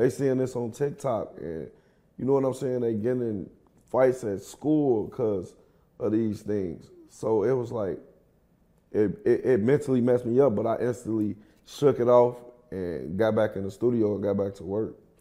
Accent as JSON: {"language": "English", "town": "Kankakee", "region": "Illinois", "country": "United States", "tie": "born or raised there", "moved": "yes", "lives_now": "Atlanta, United States", "said": "I'm from Kankakee, Illinois. It's like thirty minutes from Chicago"}